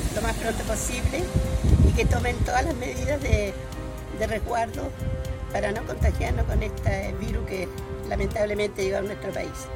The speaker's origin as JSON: {"language": "Spanish", "country": "Chile", "said": "todos los chilenos y las chilenas"}